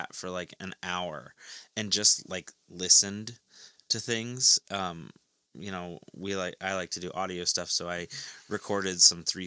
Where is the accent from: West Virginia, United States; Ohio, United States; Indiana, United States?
Ohio, United States; Powell; I grew up in Powell